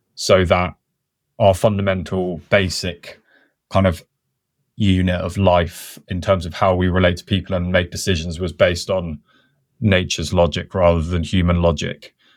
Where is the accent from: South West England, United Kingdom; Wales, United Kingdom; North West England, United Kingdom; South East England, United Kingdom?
South West England, United Kingdom; Wiltshire; I grew up on the Chalk Downlands in, in Wiltshire